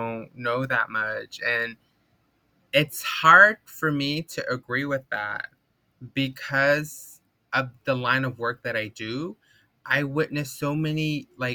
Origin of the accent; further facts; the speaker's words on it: Kayenta, Arizona, United States; now in Los Angeles, United States; I am originally from Kayenta, Arizona, from the Navajo Nation, but I currently live on unceded occupied Tongva territory here in West Los Angeles